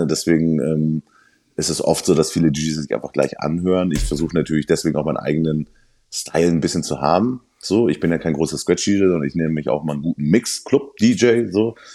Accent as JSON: {"language": "German", "town": "Sylt", "region": "Schleswig-Holstein", "country": "Germany", "tie": "born or raised there", "said": "Ich bin ja auf Sylt geboren und aufgewachsen, habe dort die ersten Hip-Hop-Partys gemacht, was für Sylt sowieso schon mal komplett was anderes war."}